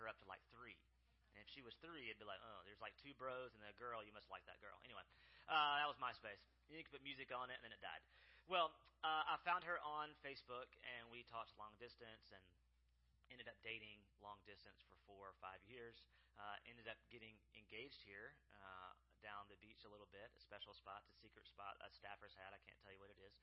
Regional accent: South Mississippi, United States; So I'm from South Mississippi, grew up there

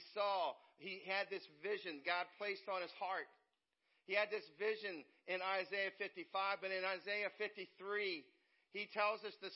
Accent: West Virginia, United States; now in Indiana, United States; I'm a West Virginia boy. I grew up in West Virginia. And I'm in Indiana. I've been in Indiana most of my life now.

